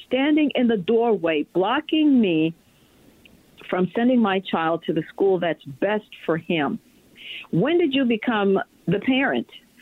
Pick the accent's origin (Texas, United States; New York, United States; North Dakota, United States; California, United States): New York, United States; New York City; now in Virginia, United States; I was raised in the Bronx